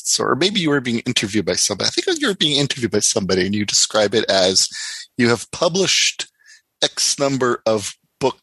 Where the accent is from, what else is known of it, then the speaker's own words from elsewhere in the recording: Windsor, Ontario, Canada; I grew up in Windsor, Ontario, which is across the border